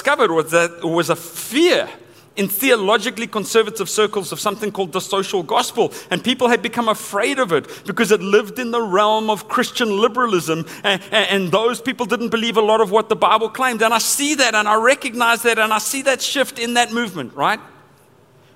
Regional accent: Johannesburg, Gauteng, South Africa; I grew up in Johannesburg, South Africa.

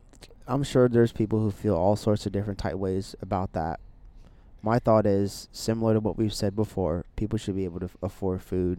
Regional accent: Delaware, United States; moved away; also born or lived in Texas; growing up in Delaware

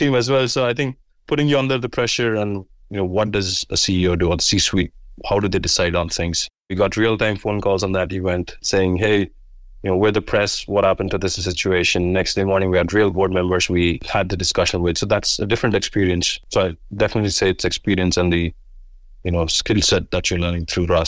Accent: Florida, United States; My personal story behind it is I come from South Florida.

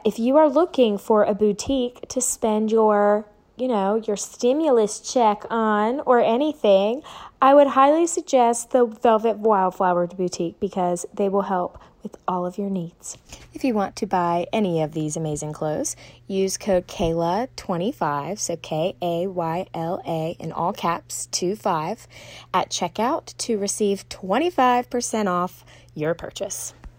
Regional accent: the South, United States; just growing up in the South Bible Belt, about different contradictions that you've learned.

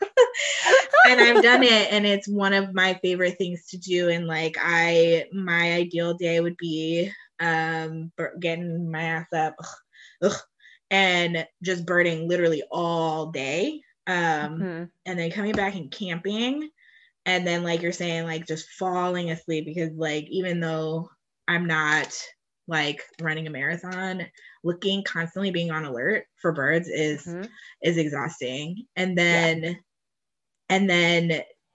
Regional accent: Cleveland, Ohio, United States; I'm from Cleveland and I am from a majority Black suburb

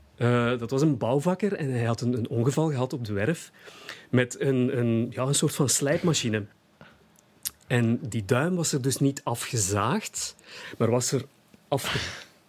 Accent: Hasselt, Flanders, Belgium; Hasselt is, is, mijn, is mijn geboortestad. Ik ben geboren en eh, getogen Hasselaar.

